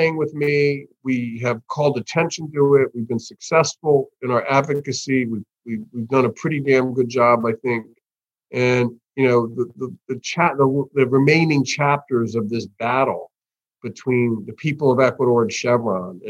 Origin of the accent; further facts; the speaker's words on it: United States; as an American, North American guy